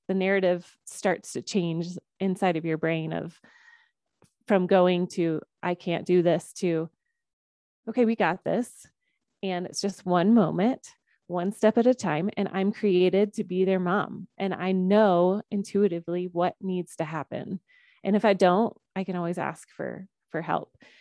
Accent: Georgia, United States; I grew up in Georgia

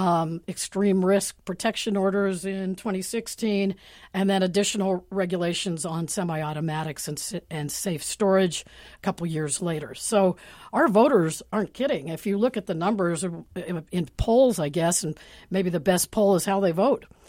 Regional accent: Pittsburgh, Pennsylvania, United States; now in Seattle, United States; Pittsburgh, where I come from

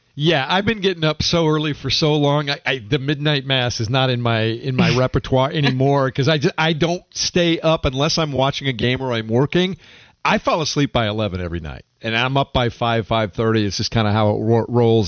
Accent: Denver, Colorado, United States; moved away as an adult; now in Charlotte, United States; I spent the first you know 25 of the first 30 years of my life growing up in the Denver metro area in Denver, Colorado

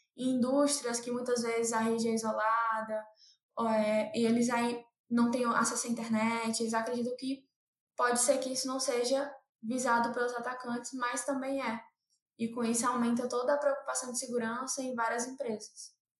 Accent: Fortaleza, Ceará, Brazil; moved away as an adult; now in São Paulo, Brazil; eu sou de Fortaleza, eu morava em Fortaleza, no Ceará

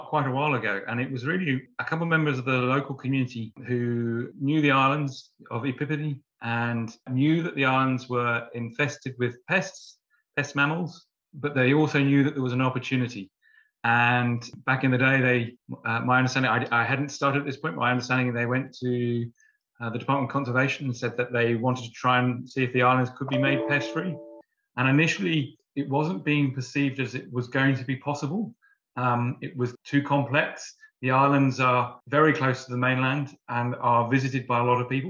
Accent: Warwickshire, West Midlands, United Kingdom; moved away as an adult; now in New Zealand; growing up in the UK, I grew up on a farm in the Midlands in Warwickshire.

